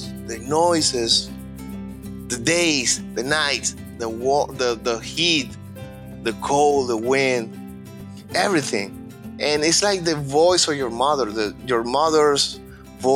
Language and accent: English; Maracay, Aragua, Venezuela; English is a second language; moved away as an adult; also born or lived in Barquisimeto, Venezuela; now in Coral Springs, United States; I was born and raised in Maracay